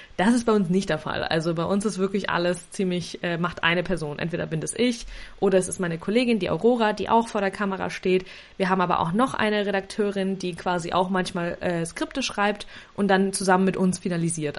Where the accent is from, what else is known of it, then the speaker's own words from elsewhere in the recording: Nuremberg, Bavaria, Germany; Also ich komme aus Nürnberg